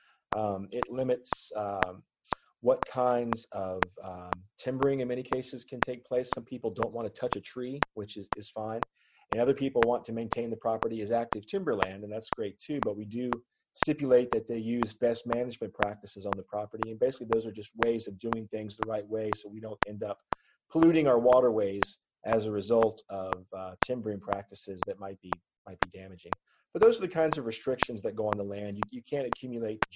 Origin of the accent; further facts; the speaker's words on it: Southwest Virginia, United States; growing up in Southwest Virginia